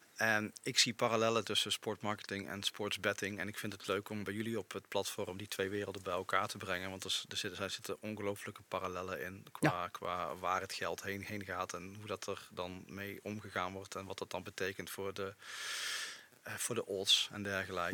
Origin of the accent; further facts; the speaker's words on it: Eindhoven, North Brabant, Netherlands; now in Overasselt, Netherlands; Mijn roots liggen in Eindhoven